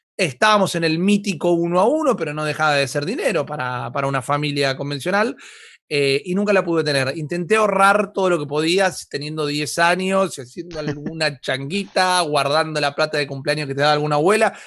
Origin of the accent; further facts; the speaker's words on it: Argentina; nosotros como argentinos